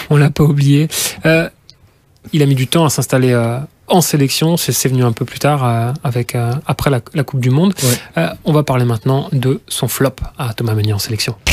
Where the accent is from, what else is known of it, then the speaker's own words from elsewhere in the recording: Luxembourg, Belgium; On est luxembourgeois tous les deux, enfin